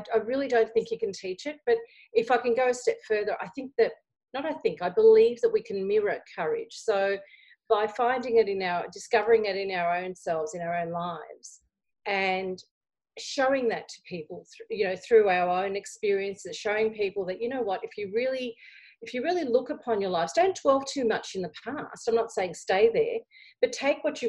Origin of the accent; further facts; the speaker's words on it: Australia; I'm looking back at my Greek background, even though I was born here in Australia